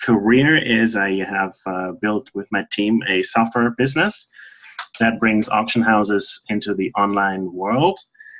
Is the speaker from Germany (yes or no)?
yes; Germany; now in Vancouver, Canada; I'm originally from Germany, but I have lived in Vancouver, Canada for the last 20-some years.